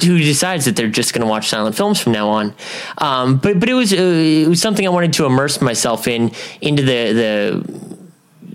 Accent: Huntington Beach, California, United States; From Huntington Beach, California

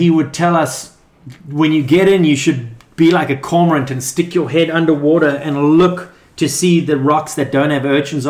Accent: Durban, KwaZulu-Natal, South Africa; moved away as an adult; also born or lived in Johannesburg, South Africa; now in Huntington Beach, United States; I was born in Johannesburg, but I grew up in Durban, South Africa, which is where... at the beach where Sean Thompson, Martin Potter, Geordie eventually... So it was a high performance zone, excellent waves.

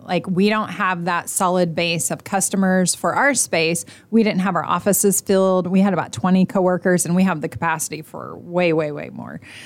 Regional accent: Oklahoma, United States; now in Indiana, United States; I'm not originally from here. I'm from Oklahoma

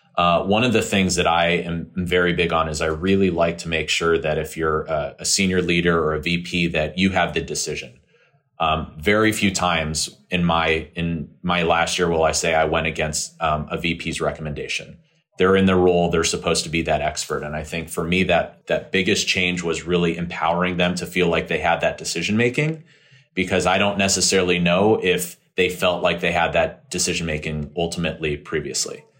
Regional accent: California, United States; moved away as an adult; move back to my home state of California

